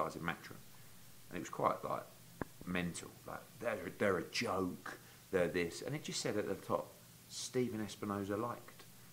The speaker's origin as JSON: {"language": "English", "country": "United Kingdom", "said": "the loudmouth Brit"}